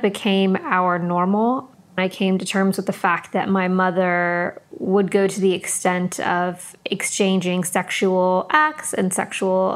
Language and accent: English; San Diego, California, United States; now in London, United Kingdom; we grew up in San Diego, California